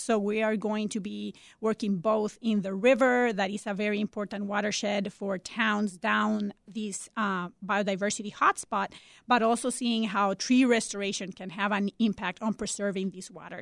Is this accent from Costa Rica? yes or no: yes; Costa Rica; now in Chicago, United States; I'm originally from Costa Rica